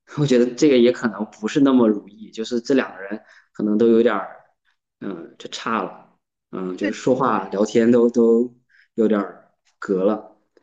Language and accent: Chinese; Jiangsu, China; moved away as an adult; now in Zhejiang, China; 我现在三十出头，然后在浙江工作，然后出生地是江苏